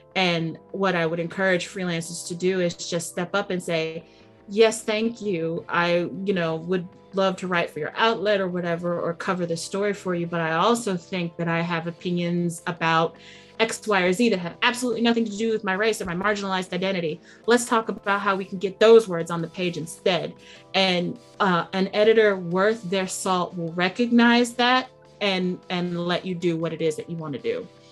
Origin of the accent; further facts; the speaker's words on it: United States; I'm I'm from the United States